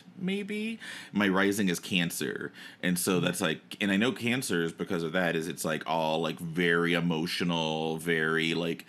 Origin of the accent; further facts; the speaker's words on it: Versailles, Kentucky, United States; I was born in Versailles, Kentucky